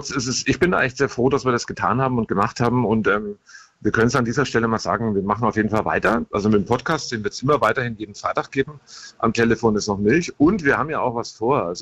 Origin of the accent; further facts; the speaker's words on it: Bavaria, Germany; Also von daher, ähm, bei uns in Bayern, da sind wir schon voraus.